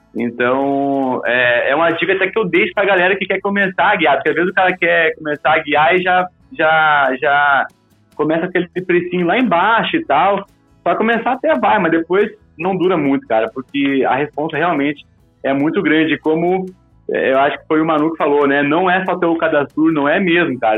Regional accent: Rio Grande do Sul, Brazil; moved away as an adult; also born or lived in Pelotas, Brazil / Viçosa, Minas Gerais, Brazil; now in Cachoeira Paulista, Brazil; Eu sou do Rio Grande do Sul, uhum. é, lá no Rio Grande do Sul, você sabe, as montanhas não, não passam muito mais de do que mil metros. Uhum. E embora eu tenha nascido praticamente, sou, sou é, não sou filho de, de, agricultor, mas meus parentes, a grande maioria é agricultor, então eu me criei na roça

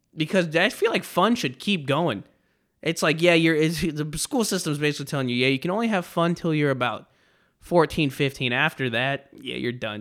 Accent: Texas, United States

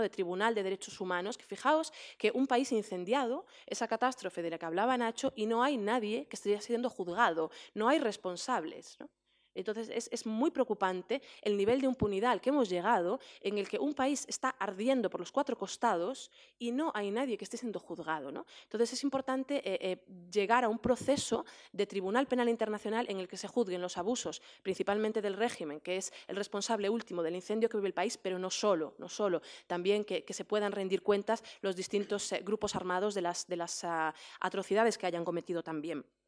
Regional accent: Damascus, Damascus Governorate, Syria; moved away; yo crecí en Damasco, fui al colegio en Damasco

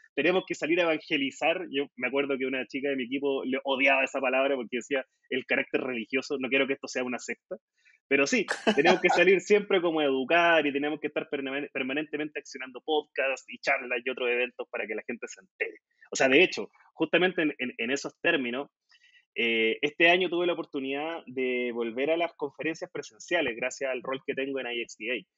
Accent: Concepción, Biobío, Chile; en la Universidad de Concepción, que es mi tierra, acá en el sur de Chile

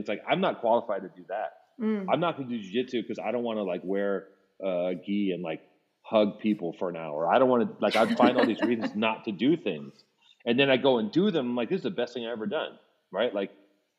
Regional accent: Los Angeles, California, United States; growing up in Venice, it was like, I didn't want that, that was not applauded, being a fucking nerd.

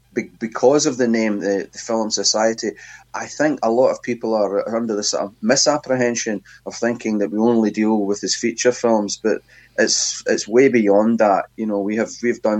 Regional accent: Glasgow, Scotland, United Kingdom; I grew up where indeed I still live, really, in Glasgow in Scotland

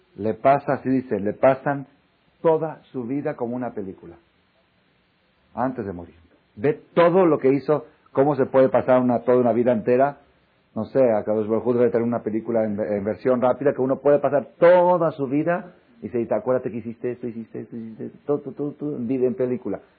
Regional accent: Mexico; Todos los mexicanos venimos de Dan

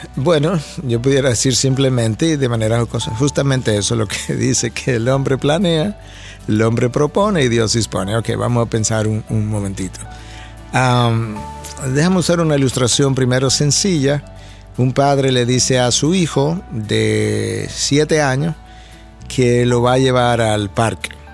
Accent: Santo Domingo, Dominican Republic; moved away as an adult; also born or lived in United States; Cuando yo salí de Santo Domingo, hace ya años atrás, me fui a Estados Unidos para nunca más regresar a mi país

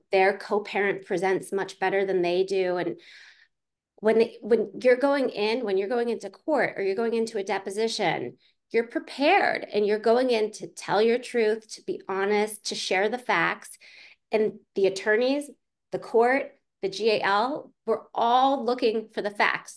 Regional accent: Pittsburgh, Pennsylvania, United States; I grew up in Pittsburgh, Pennsylvania

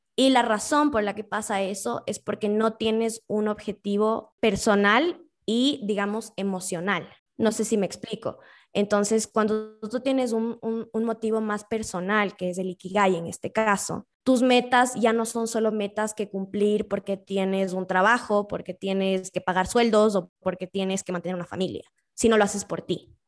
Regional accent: Quito, Pichincha, Ecuador; soy quiteña, quiteña de corazón, es más, es chistoso, nací el día antes de la independencia de Quito

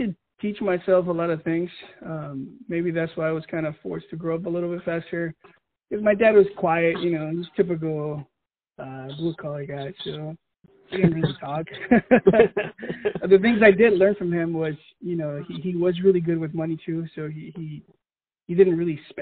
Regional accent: Mission Viejo, California, United States; moved away as an adult; I'm from California, Mission Viejo. So like the Orange County area, Southern Cali

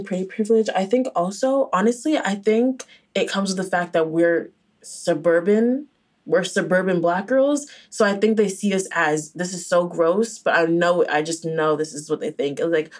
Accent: Nigeria; Like, and also, like, I feel like since you're Haitian, I'm Nigerian, we were never like gonna be

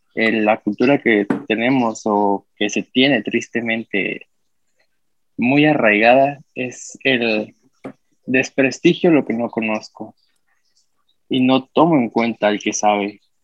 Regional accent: Mexico City, Mexico; también soy chilango, soy de acá de la ciudad

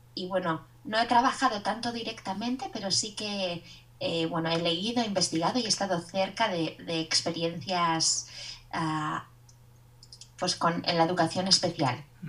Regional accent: Basque Country, Spain; soy vasca y soy la profesora de español de Kevin

